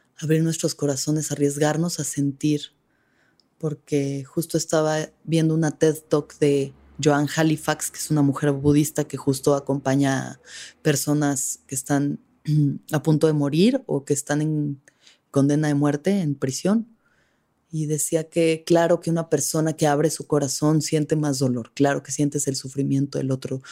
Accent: Mexico; somos como mexicanos, mestizos, hijos de mujeres indígenas violadas

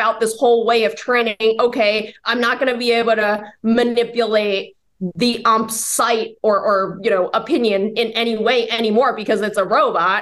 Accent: Bay Area, California, United States; now in New York, United States; I'm from the Bay Area in California. I'm from the Bay Area

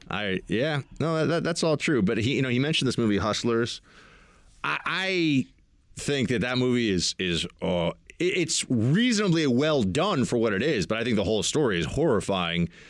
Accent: United States; I'm an American, I am.

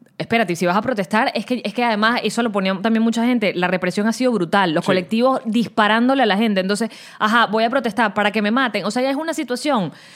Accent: Venezuela; moved away; yo soy venezolana

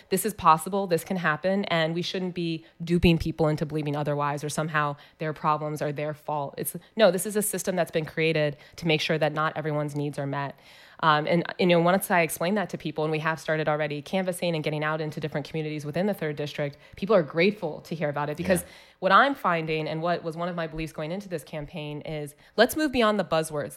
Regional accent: Columbus, Ohio, United States; I was born here in Columbus at the Ohio State University Hospital

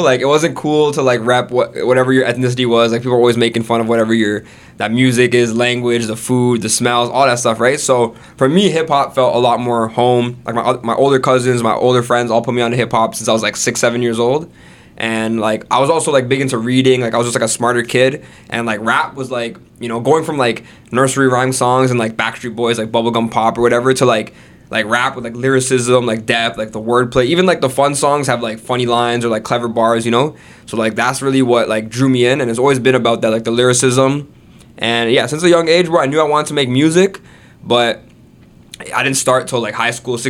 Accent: Brampton, Ontario, Canada; also born or lived in Jacksonville, Florida, United States; I'm from Brampton. Actually, I was born in Florida, in Jacksonville. My family's from India, like Gujarat, but they immigrated to America, and then they got like proper citizenship in Canada, so we moved here when I was like three, four years old, and straight to Brampton, you know, and then lived in Brampton pretty much my whole life.

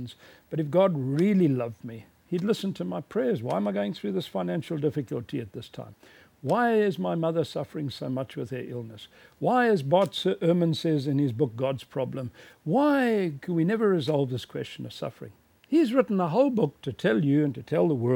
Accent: South Africa; my hometown in South Africa

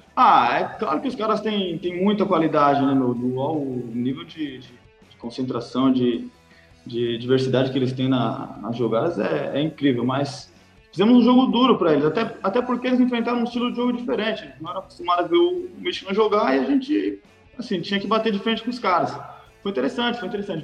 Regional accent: São Paulo, Brazil; moved away as an adult; now in Herning, Denmark; Eu sou de São Paulo, capital

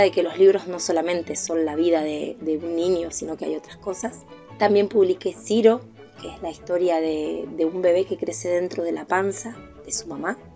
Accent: Viedma, Río Negro, Argentina; Soy de Viedma, Río Negro, lugar en el que nací en 1980 y sigo viviendo hasta ahora.

